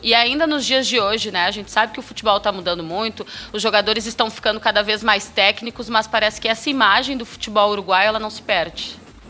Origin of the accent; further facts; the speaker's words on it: Rio Grande do Sul, Brazil; de onde eu venho, né? Que é o futebol gaúcho